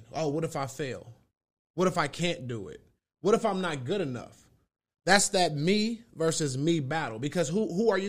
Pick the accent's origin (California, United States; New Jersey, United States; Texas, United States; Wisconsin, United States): Wisconsin, United States; Milwaukee; I come from Milwaukee, Wisconsin, 414